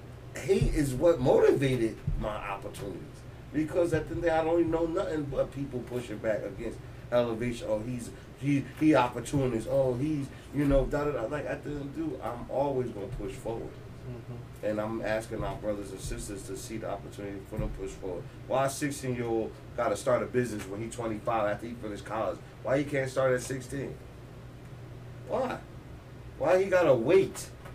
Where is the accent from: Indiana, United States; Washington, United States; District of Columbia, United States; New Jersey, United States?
New Jersey, United States; Elizabeth; Because I like coming, growing up in Elizabeth, I knew about all that back area.